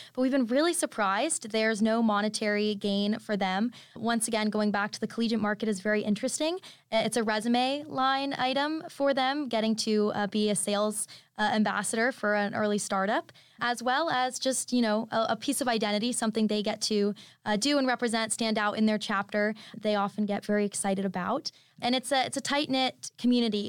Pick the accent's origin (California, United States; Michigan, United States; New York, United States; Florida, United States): Florida, United States; Orlando; I'm originally from Orlando, Florida